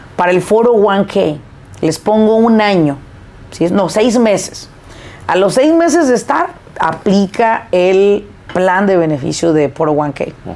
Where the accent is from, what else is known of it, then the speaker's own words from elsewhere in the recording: Apatzingán, Michoacán, Mexico; una ciudad cerquita de donde yo nací, que es Apachingán